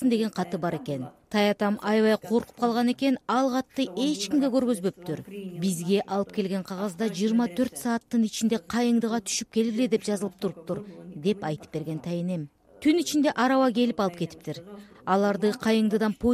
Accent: Chüy Valley, Chuy Region, Kyrgyzstan; also born or lived in Ketmen-Töbö; мен бир миң тогуз жүз кырк биринчи жылы кетмен төбөдө төрөлгөнмүн биз бир миң тогуз жүз кырк үчүнчү жылы чүй өрөөнүнө көчүп келгенбиз

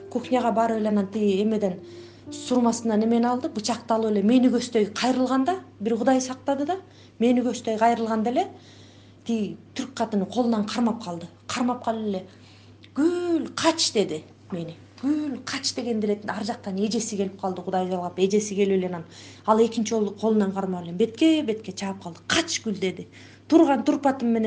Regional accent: Kyrgyzstan; moved away as an adult; now in Istanbul, Turkey; өзүм айылда чоңойгом

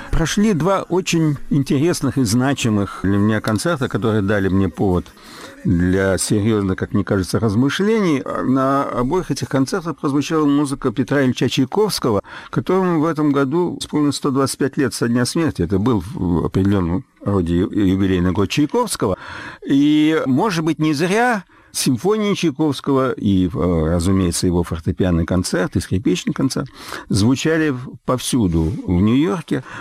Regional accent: Russia; ту вот самую борьбу интеллигенции, которой мы выросли все в России.

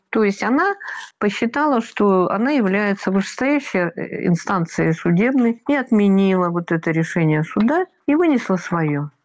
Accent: Russia; Я россиянка

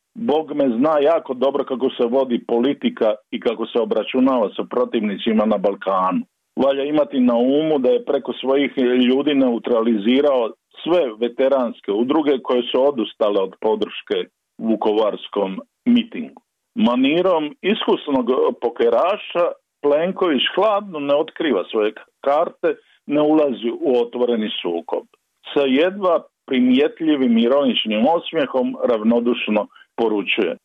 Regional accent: Dalmatia, Croatia; now in Zagreb, Croatia; kao Dalmatinac znam kako sam mukotrpno putovao iz Zagreba u Zaviča

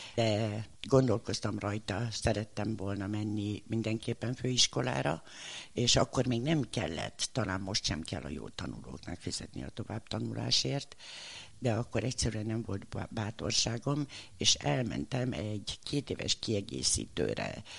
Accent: Budapest, Hungary; also born or lived in Bedő, Hajdú-Bihar; amikor Pestre kerültem negyedikesként

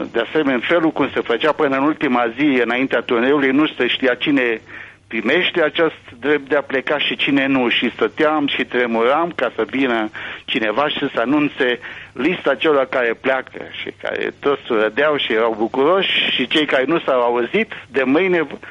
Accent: Romania; now in Israel; nu sunt singur ca român

